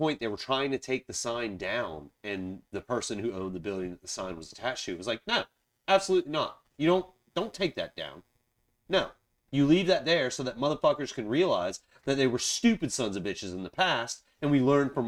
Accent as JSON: {"language": "English", "town": "Charleston", "region": "South Carolina", "country": "United States", "tie": "born or raised there", "said": "so I grew up in Charleston, South Carolina. I grew up in South Carolina."}